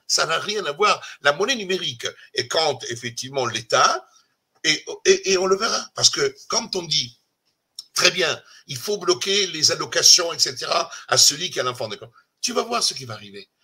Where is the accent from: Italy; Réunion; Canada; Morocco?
Italy; French is a second language; now in France; je suis italien